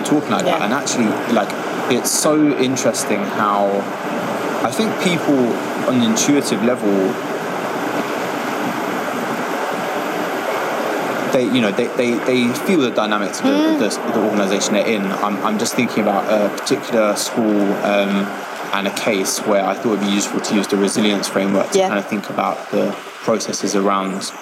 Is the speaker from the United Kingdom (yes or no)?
yes; London, United Kingdom; I grew up in Hackney